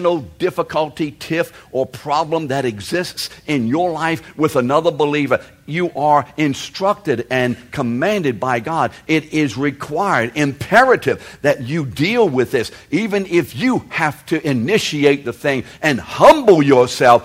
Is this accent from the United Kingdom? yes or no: yes; England, United Kingdom; I'm English. It's pretty obvious I am